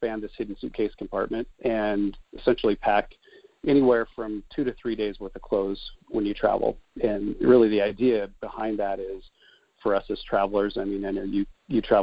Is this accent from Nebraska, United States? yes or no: yes; Nebraska, United States; moved away as an adult; also born or lived in Denver; I'm actually a Midwestern guy. I grew up in Nebraska.